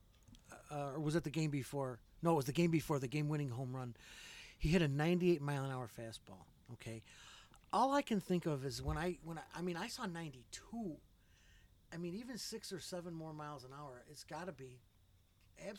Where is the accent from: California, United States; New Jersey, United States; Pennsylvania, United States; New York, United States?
New York, United States; West Side; I'm from the West Side